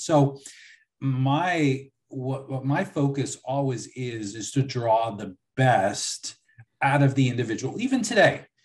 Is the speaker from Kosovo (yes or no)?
no; Buffalo, New York, United States; I was born in 1974 in Buffalo.